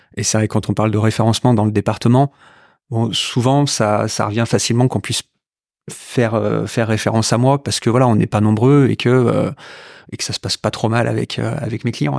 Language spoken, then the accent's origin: French; Rouen, Normandy, France; also born or lived in Lyon / Marseille / Grenoble; je suis un pur produit rouennais. Hein. Je suis né à Rouen, j'ai euh, fait toutes mes études à Rouen